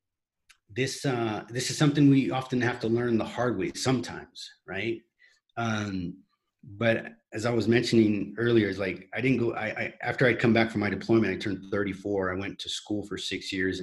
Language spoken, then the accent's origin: English; United States; moved away as an adult; now in Medellin, Colombia; I'm currently in Medellin, Colombia, and I'm an American